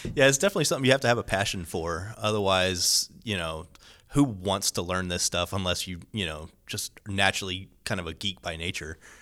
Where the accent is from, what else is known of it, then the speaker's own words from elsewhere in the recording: Corpus Christi, Texas, United States; moved away as an adult; also born or lived in Robstown, Texas / San Antonio, Texas; now in Houston, United States; I'm originally from Corpus Christi, South Texas, about four hours south of here. I grew up in a rather small Catholic parish